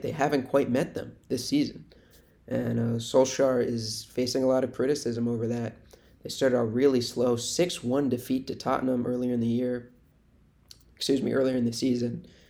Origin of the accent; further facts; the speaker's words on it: United States; as an American soccer fan